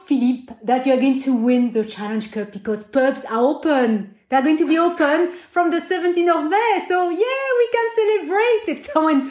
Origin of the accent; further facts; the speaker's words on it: Brittany, France; I'm from Brittany